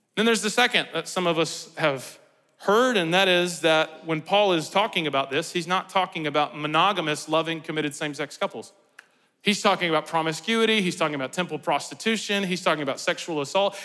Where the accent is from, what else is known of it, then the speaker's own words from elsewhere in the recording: United States; we do as Americans